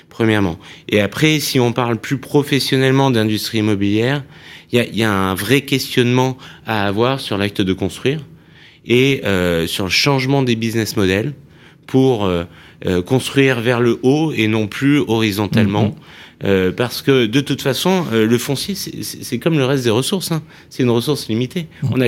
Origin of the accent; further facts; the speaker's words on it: Grenoble, Auvergne-Rhône-Alpes, France; Moi-même, j'ai grandi à Grenoble, dans la montagne